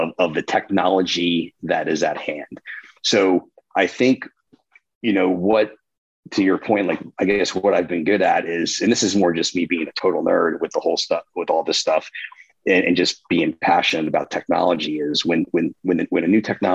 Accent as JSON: {"language": "English", "region": "New Jersey", "country": "United States", "tie": "born or raised there", "said": "which is my hometown"}